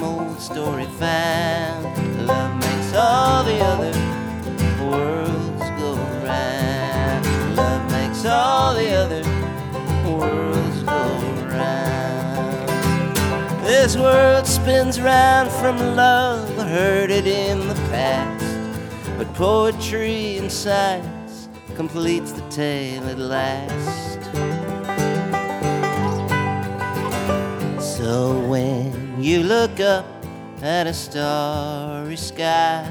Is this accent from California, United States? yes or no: no; Iowa, United States; moved away; also born or lived in Chicago; I grew up in Iowa